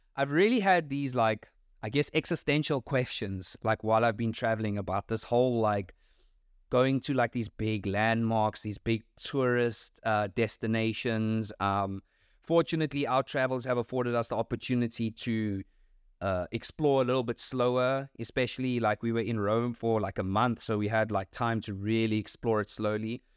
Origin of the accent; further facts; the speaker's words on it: South Africa; as a South African. Not that it's just like I'm South African